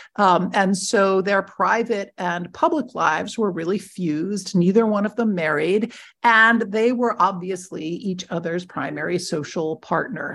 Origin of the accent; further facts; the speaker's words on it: near Media, Pennsylvania, United States; a very small regional office in Media, Pennsylvania, which actually happens to be right next to my hometown